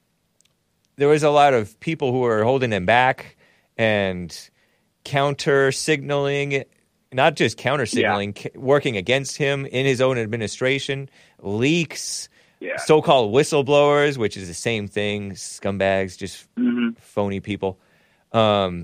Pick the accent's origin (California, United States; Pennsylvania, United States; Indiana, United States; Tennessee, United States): California, United States; Southern; I'm from Southern California